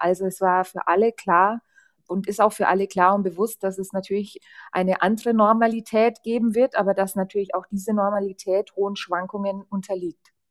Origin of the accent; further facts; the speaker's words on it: Lichtenfels, Bavaria, Germany; in meiner Heimatstadt Lichtenfels